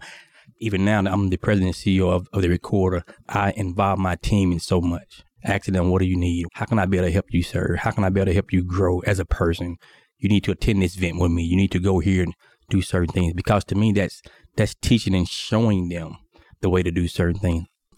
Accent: Mississippi, United States; So growing up from Mississippi, I was raised on a farm.

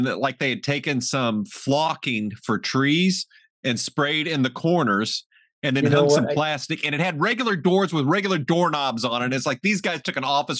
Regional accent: Southern Illinois, United States; my hometown theater in Southern Illinois

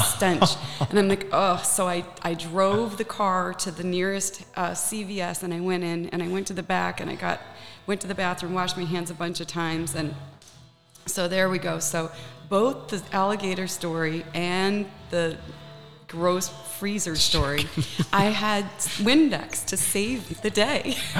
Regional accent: Naples, Florida, United States; I grew up in the Savoy. I grew up in a high rise on the beach, and it was a European building.

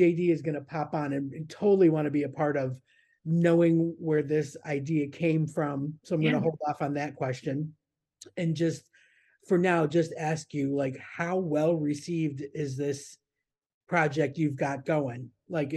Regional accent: Niagara Falls, New York, United States; moved away as an adult; also born or lived in Florida; I grew up in Niagara Falls on the New York side. And I was there until I was 17, 18

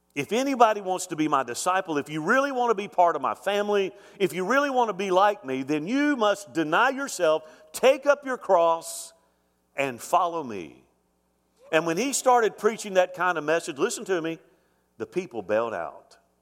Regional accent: Mobile, Alabama, United States; moved away; My grandfather founded the church I grew up in in Mobile, Alabama

